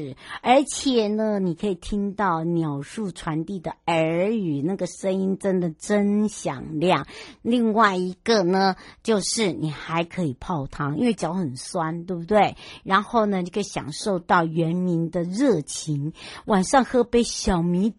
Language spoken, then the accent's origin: Chinese; Yuli, Hualien County, Taiwan; 玉里，我们的家乡，两个板块的交接带